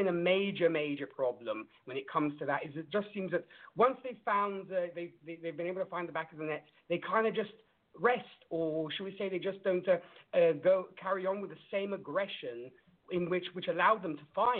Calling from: Italy; I'm calling from Italy.

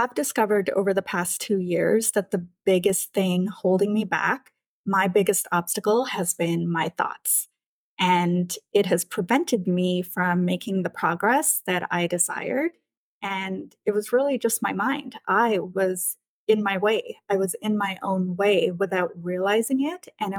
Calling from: Vancouver, British Columbia, Canada; I'm joining you from Vancouver in British Columbia, Canada.

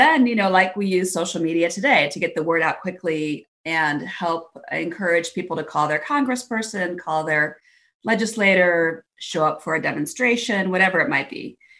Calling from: Cleveland, Ohio, United States; I am joining you from sunny Cleveland, Ohio in the U.S.

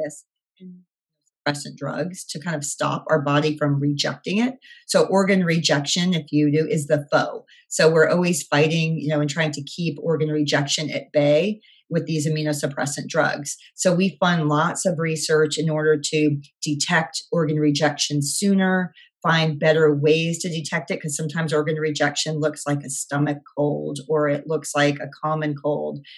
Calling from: Key Largo, Florida, United States; I'm calling in from wonderful, not so sunny Key Largo, Florida

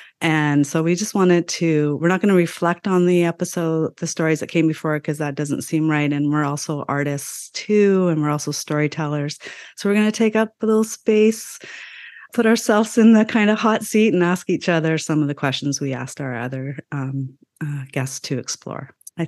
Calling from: Vancouver, British Columbia, Canada; I am calling in from the land of the Musqueam, Squamish, and Tsleil-Waututh peoples, also known as Vancouver, Canada. I am a settler from British, Irish, and Welsh ancestry

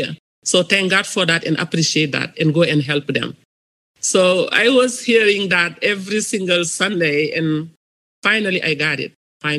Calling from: Los Angeles, California, United States; I'm calling from Los Angeles, California.

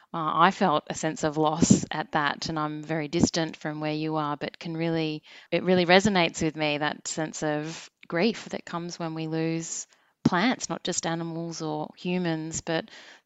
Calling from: Melbourne, Victoria, Australia; I'm calling from Melbourne.

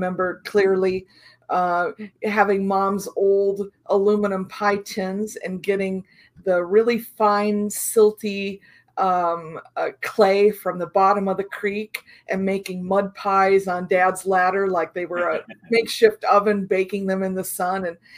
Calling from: Illinois, United States; I'm in Central Illinois.

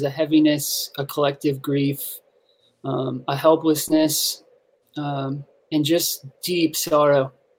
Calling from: Minneapolis, Minnesota, United States; Minneapolis, Minnesota.

